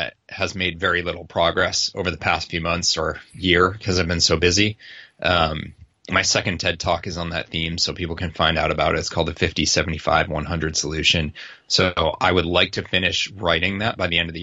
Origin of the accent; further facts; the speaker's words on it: Boston, Massachusetts, United States; I'm from Boston